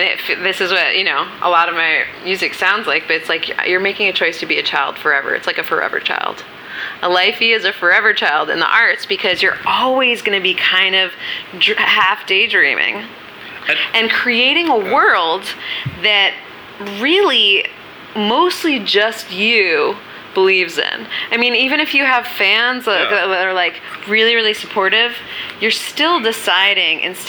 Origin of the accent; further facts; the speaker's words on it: New York City, New York, United States; I grew up on Minetta Lane, and that's down the block from Cafe Wa and down the block from Bleecker and McDougal.